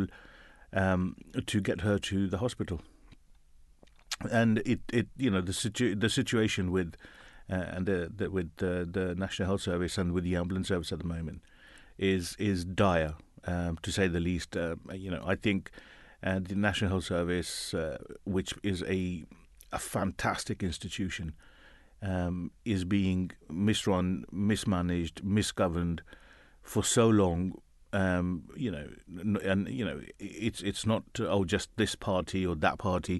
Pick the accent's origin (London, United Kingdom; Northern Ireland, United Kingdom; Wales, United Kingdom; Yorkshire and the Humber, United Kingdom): London, United Kingdom; Born and bred Londoner, when people ask me that, and I say, I'm from London. Born, bred here